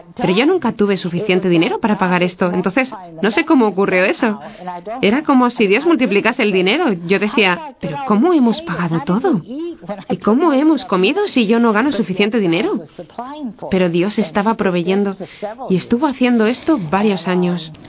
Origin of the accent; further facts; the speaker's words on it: Montgomery, Alabama, United States; nací en Montgomery, Alabama